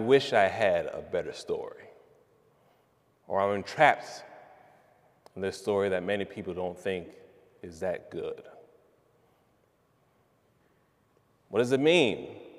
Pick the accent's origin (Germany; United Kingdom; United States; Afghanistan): United States; East Orange, New Jersey; I'm from East Orange, New Jersey